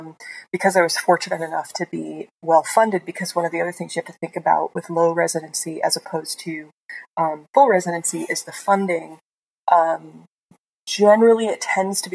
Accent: Asheville, North Carolina, United States; moved away; I come from the Asheville area

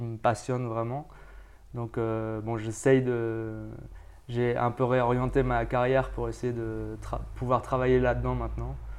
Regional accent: France; moved away as an adult; now in Tenerife, Spain; je viens de France. Enfin, je suis français, mais en fait, je travaille maintenant aux îles Canaries, à, à, Tenerife plus précisément

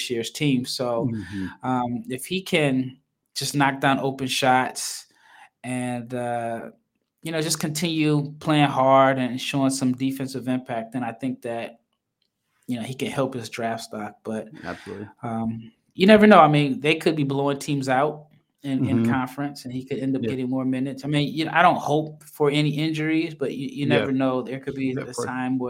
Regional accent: Omaha, Nebraska, United States; now in Texas, United States; I live in Texas, but I'm from Omaha, Nebraska.

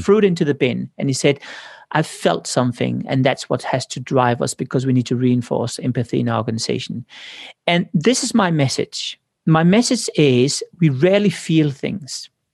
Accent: Denmark; moved away; I came from Denmark, ninety-nine point nine percent are Protestants

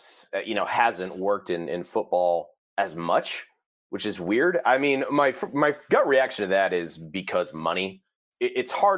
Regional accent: Ohio, United States; I grew up in Ohio. I grew up about like an hour and a half from Ohio

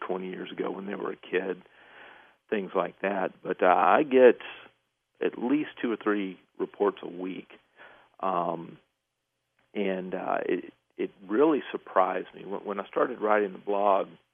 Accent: East Texas, United States; I grew up in East Texas

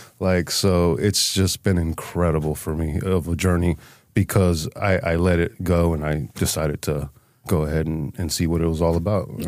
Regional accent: Holyoke, Massachusetts, United States; born there; So I was born in Holyoke. But early age, from like baby to about 10 years old, we were moving a lot.

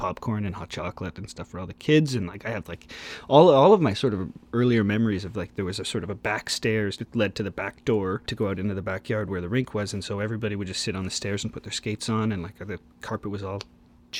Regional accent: Oakville, Ontario, Canada; I grew up in Oakville, Ontario, just outside of Toronto

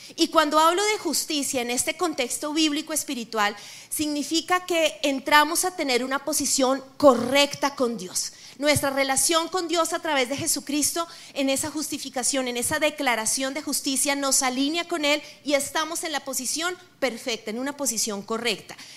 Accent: Colombia; yo también soy colombiana

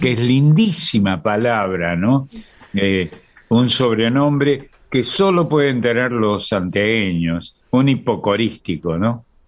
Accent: Córdoba, Argentina; accent: tonada cordobesa; la provincia en la que nací, que es una provincia donde se habla con tonada, todavía hoy, ¿no? Una tonada en subibaja, la tonada cordobesa.

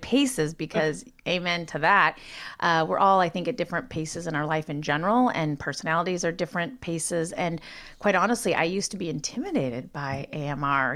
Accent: Montana, United States; moved away; being born and raised in Montana, where there's three times more sheep than people.

